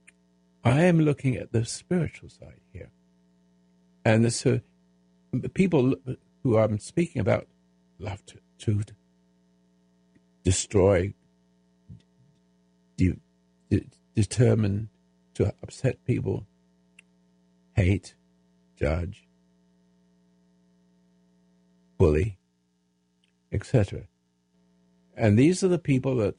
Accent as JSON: {"language": "English", "region": "England", "country": "United Kingdom", "moved": "yes", "lives_now": "United States"}